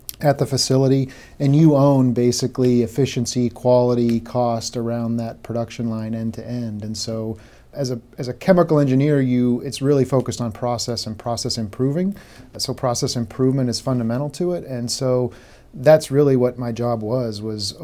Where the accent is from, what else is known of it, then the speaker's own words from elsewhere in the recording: Boston, Massachusetts, United States; I grew up in the Massachusetts Boston area